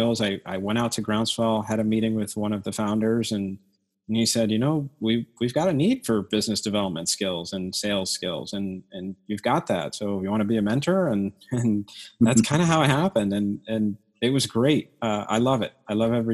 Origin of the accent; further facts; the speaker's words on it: Miami, Florida, United States; moved away as an adult; also born or lived in New York / Ohio / Tampa; now in Melbourne, United States; I grew up in Miami, born and raised in Miami, one of three kids